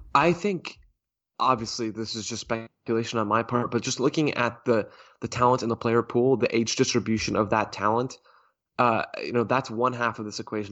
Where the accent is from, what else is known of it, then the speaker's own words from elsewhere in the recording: United States; as an American soccer consumer